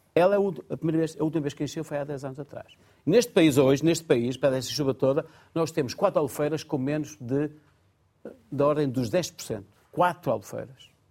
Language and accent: Portuguese; Porto, Norte, Portugal; Eu sou do Porto